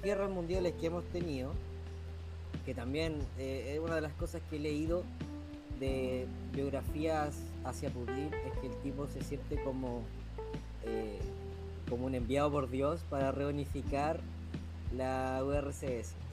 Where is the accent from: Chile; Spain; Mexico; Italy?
Chile